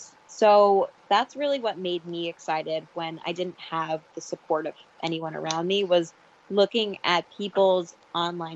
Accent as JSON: {"language": "English", "region": "New York", "country": "United States", "said": "I'm very much a New York girl. Like, I have never been off the East Coast of North America"}